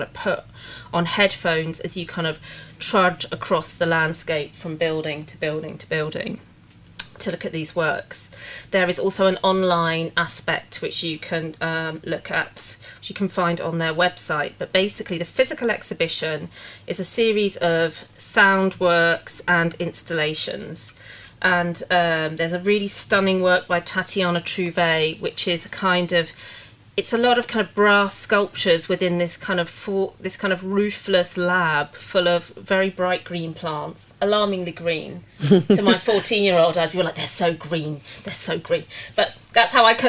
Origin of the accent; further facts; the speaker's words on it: London, United Kingdom; also born or lived in Suffolk; I grew up in London, my grandparents always lived there